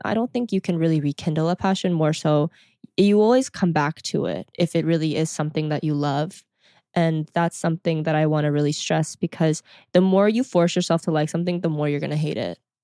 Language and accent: English; Texas, United States; moved away as an adult; also born or lived in South Korea / Houston; I came back to Texas where I live, and it is my hometown